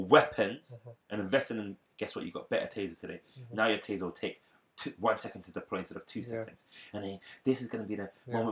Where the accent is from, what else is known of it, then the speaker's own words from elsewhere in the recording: London, United Kingdom; I grew up in Hackney